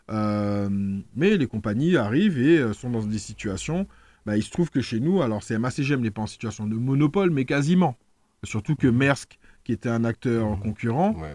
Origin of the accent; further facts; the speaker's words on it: Martinique; Et l'exemple que je prends, on le connaît tous en tant que Martiniquais. Il y a trois ans, la téléphonie mobile était extrêmement chère en Martinique.